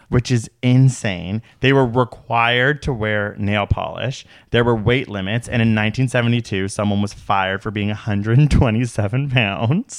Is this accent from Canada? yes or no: yes; Canada; as a Canadian